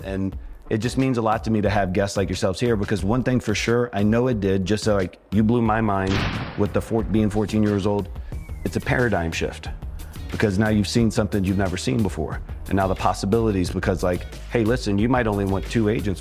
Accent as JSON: {"language": "English", "town": "Richmond", "region": "Virginia", "country": "United States", "tie": "born or raised there", "said": "I grew up in Richmond, Virginia"}